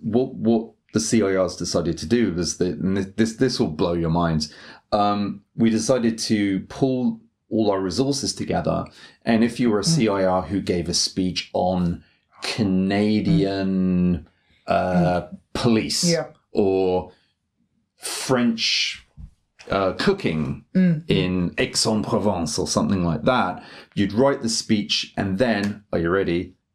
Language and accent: English; England, United Kingdom; now in Japan; like English people, we can have like this kind of naughty schoolboy in us.